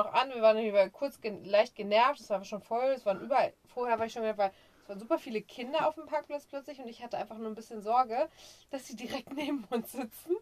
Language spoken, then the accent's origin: German; Germany; bei uns in Deutschland